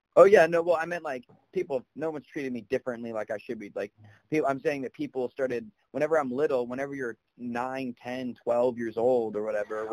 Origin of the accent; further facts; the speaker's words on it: South Carolina, United States; I'm not just from South Carolina for those reasons. I have a niece and a nephew here in my family